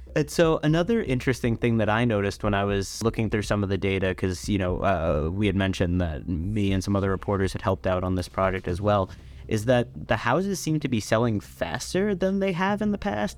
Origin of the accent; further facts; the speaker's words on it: New York City, New York, United States; I'm from Staten Island